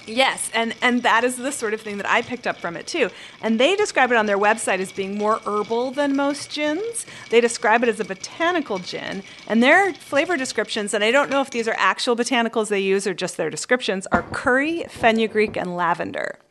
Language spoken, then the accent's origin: English; Canada; I grew up in Canada